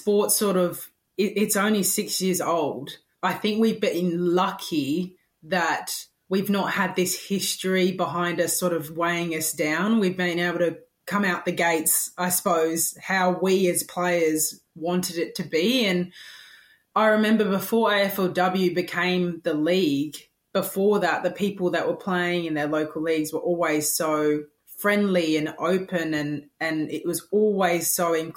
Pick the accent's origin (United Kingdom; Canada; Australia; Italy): United Kingdom; England; being English, I played soccer from the moment that I could walk